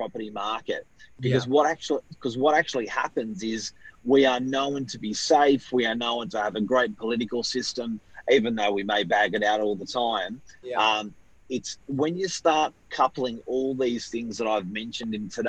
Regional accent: New South Wales, Australia

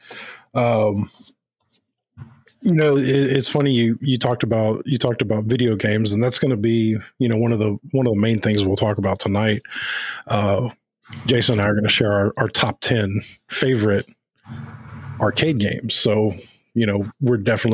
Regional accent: Houston, Texas, United States; I grew up in South Texas, you know, big metro area of Houston.

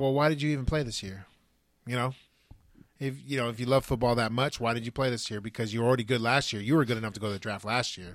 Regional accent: California, United States; we're from California

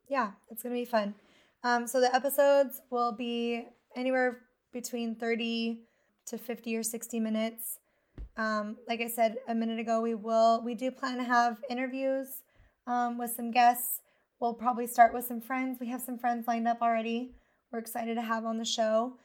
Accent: Twin Falls, Idaho, United States; also born or lived in Montana; I was born in Hoover, Montana, but I was raised mostly in Twin Falls, Idaho

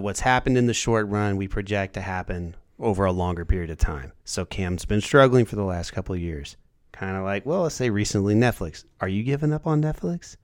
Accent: Indiana, United States; I'm from Indiana

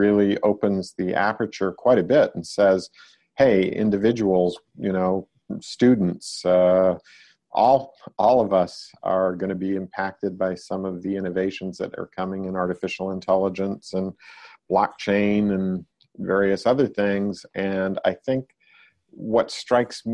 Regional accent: Maine, United States; moved away as an adult; also born or lived in Massachusetts / Connecticut / Rome, Italy; now in Silicon Valley, United States; I grew up in Maine and went to MIT to study physics and computer science

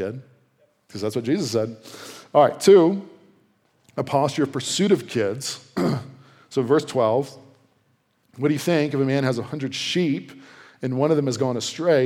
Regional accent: Virginia, United States; moved away; I'm from Virginia, so sometimes we use the second person plural, y'all

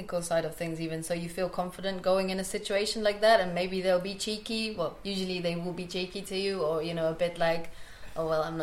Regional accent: Estonia; now in Berlin, Germany; I'm from Estonia originally, living in Berlin right now.

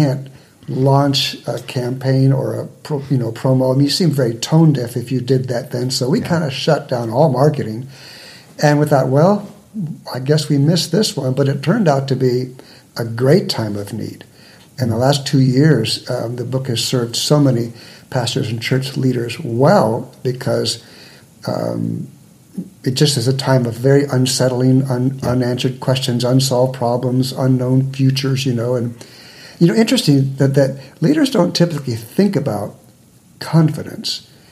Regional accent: San Diego, California, United States; I was born and raised in San Diego, one of the few natives

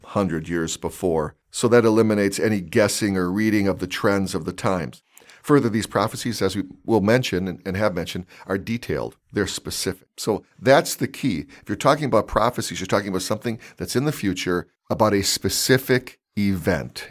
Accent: California, United States; I played baseball all growing up in California

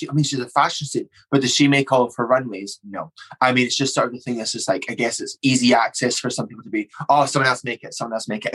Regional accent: Scotland, United Kingdom; us as a Scottish drag scene

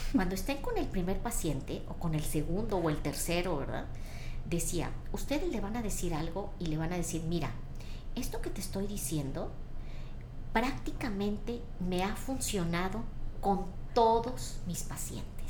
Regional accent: Ciudad Victoria, Tamaulipas, Mexico; moved away as an adult; now in Monterrey, Mexico; yo eh, nací en Ciudad Victoria, crecí allá, estudié allá

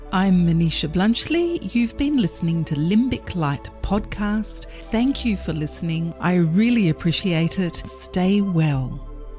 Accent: Perth, Western Australia, Australia; my hometown of Perth

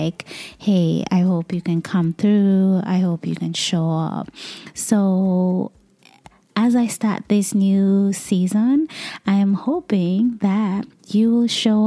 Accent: Kenya; now in United States; I am originally from Kenya, which is in East Africa

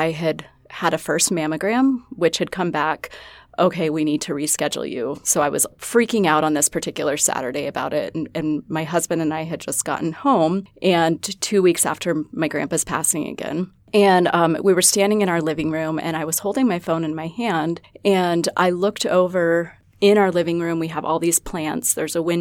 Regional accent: Alaska, United States; now in Rapid City, United States; I didn't grow up here. I grew up in Alaska, of all places

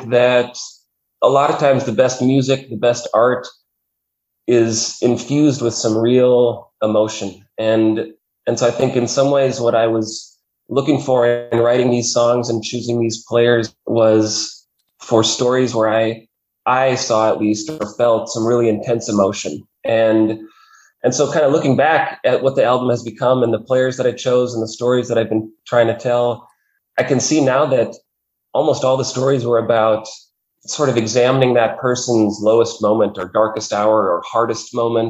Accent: Fargo, North Dakota, United States; moved away as an adult; also born or lived in Pacific Northwest; I grew up in Fargo, North Dakota

